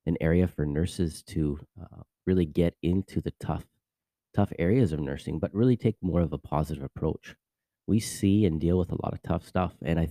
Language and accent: English; Vancouver, British Columbia, Canada; moved away as an adult; now in Orlando, United States; I'm actually originally from Vancouver, Canada. I live now here in Lake Nona, which is a part of Orlando, Florida